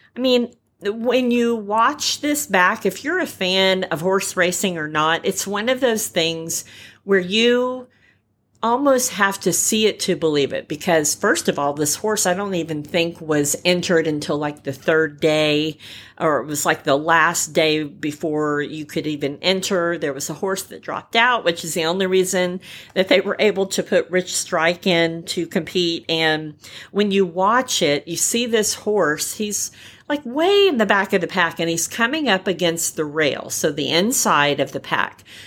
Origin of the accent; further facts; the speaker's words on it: California, United States; I'm a California girl by birth. I was born in California